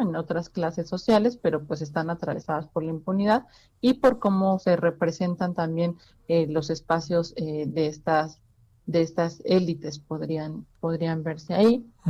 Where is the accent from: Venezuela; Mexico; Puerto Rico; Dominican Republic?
Mexico; nosotros como mexicanos